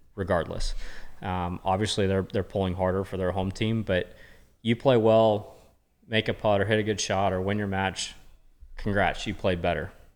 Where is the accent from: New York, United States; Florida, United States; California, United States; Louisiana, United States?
California, United States; Murrieta; born or raised there